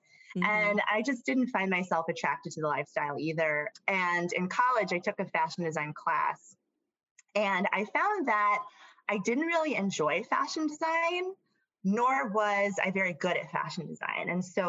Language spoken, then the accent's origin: English; Atlanta, Georgia, United States; also born or lived in Alabama / Tennessee; now in New York City, United States; So I was born in Alabama. 2 weeks after that, I moved to Atlanta. 2 years after that, I moved back to Alabama. A few years after that, I moved to Tennessee, and then I moved back to Atlanta, Georgia.